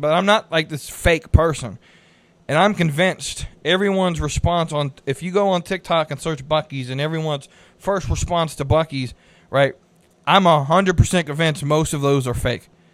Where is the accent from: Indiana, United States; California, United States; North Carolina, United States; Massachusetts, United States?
North Carolina, United States; Concord; also born or lived in Salisbury, North Carolina; I grew up in Concord, which is just north of Midland